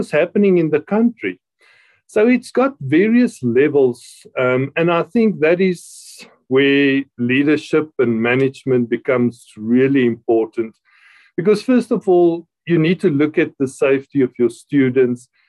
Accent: Free State, South Africa; moved away as an adult; also born or lived in Gauteng / Quebec City, Canada; now in Pretoria, South Africa; I grew up in the Free State.

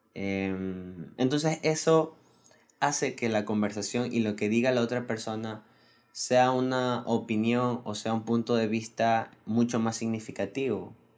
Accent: Ecuador; aquí en mi país, en Ecuador

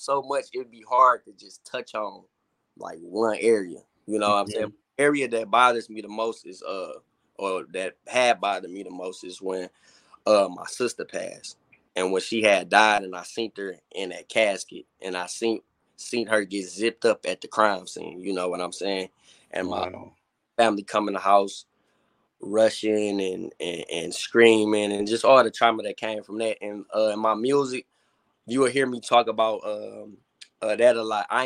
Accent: Detroit, Michigan, United States; I was brought up kind of like on both sides. I was brought up on the west side and the east side. So being young, I was back and forth. In the summertime, I would go to on the east side, like East Warren, 7 Mile

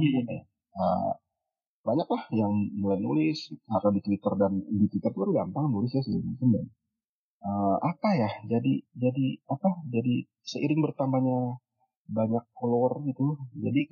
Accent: Cilegon, Banten, Indonesia; moved away as an adult; also born or lived in Bandung / Jakarta; lahir dan besar di Cilegon di Banten kuliah di hmm. Bandung dan akhirnya kerja di Jakarta

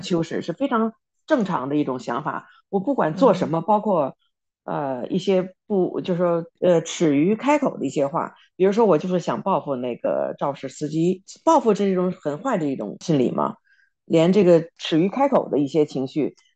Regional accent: China; now in United States; 我们在中国长大

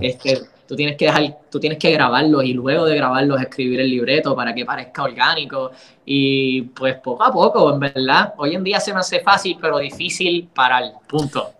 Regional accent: Puerto Rico; como boricua

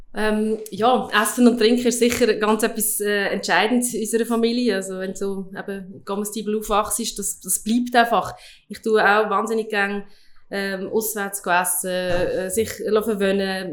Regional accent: Lucerne, Switzerland; ich, wir sind in Luzern aufgewachsen

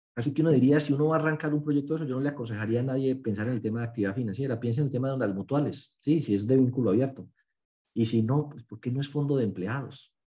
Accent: Paisa region, Antioquia, Colombia; yo soy muy exagerado como buen paisa

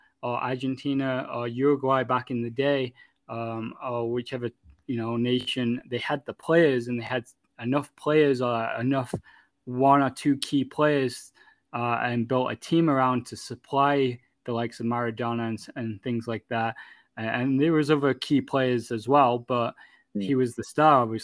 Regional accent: England, United Kingdom; moved away as an adult; now in Canada; I was born and raised in England and moved over to Canada when I was 18, almost 19

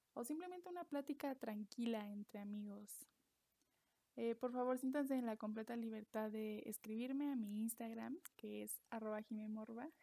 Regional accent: Mexico; soy mexicana, vivo en México

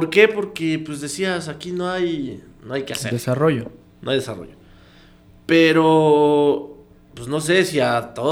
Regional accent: Comitán, Chiapas, Mexico; also born or lived in Puebla; fue como que la tierra, ¿no? Te llama a decir, regresa, comitán.

